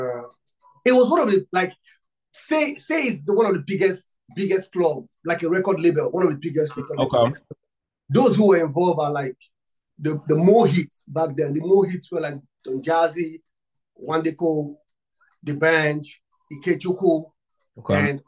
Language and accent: English; Nigeria; I'm from Africa, Nigeria. I'm from Nigeria.